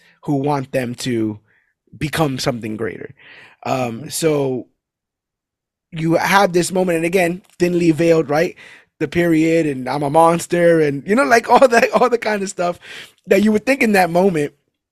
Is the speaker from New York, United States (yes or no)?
yes; New York City, New York, United States; I was born and raised in Brooklyn, New York